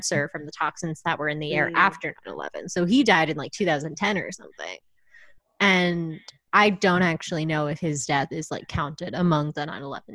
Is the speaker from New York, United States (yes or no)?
yes; Long Island, New York, United States; my hometown